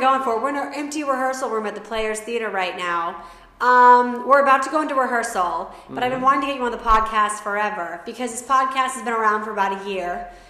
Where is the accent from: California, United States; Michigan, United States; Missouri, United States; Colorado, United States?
Colorado, United States; Denver; also born or lived in Arvada; I'm from Denver.